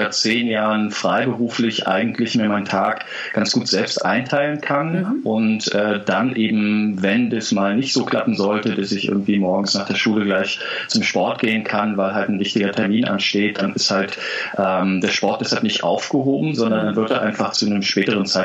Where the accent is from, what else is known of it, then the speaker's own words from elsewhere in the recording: East Germany, Germany; Äh, bin ich ja in der DDR groß geworden. Von daher ist es mit dem Plattenkauf etwas schwieriger gewesen.